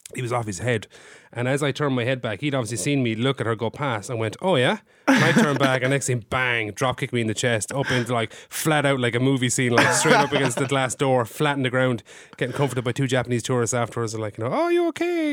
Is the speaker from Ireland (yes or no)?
yes; County Limerick, Munster, Ireland; I am from Limerick.